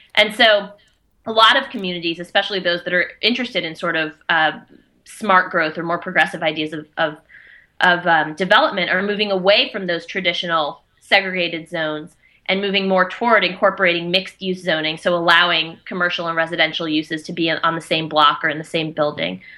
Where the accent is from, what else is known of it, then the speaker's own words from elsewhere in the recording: Atlanta, Georgia, United States; moved away as an adult; now in Maine, United States; growing up in Georgia in suburban Atlanta